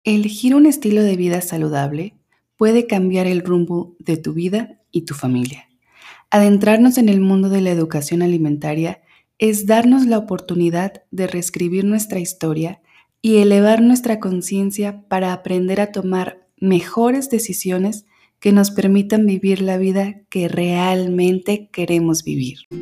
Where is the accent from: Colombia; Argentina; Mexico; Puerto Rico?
Mexico; moved away; Soy mexicana y he tenido la fortuna de vivir en distintos lugares